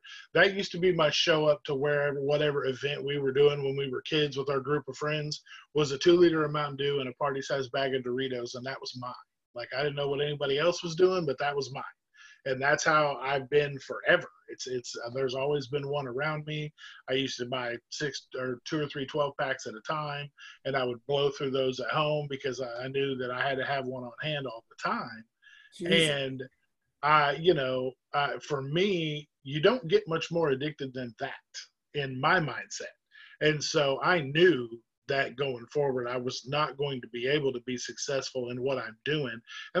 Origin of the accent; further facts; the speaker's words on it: Southern United States, United States; But for myself, I grew up in the South.